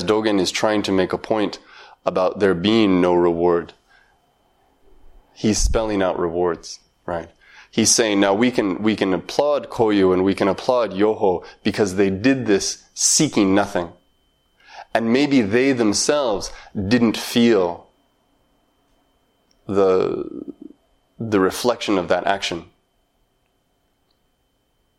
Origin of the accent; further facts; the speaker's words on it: Montana, United States; When I was very young, maybe 8 or 9 years old, I grew up in Montana.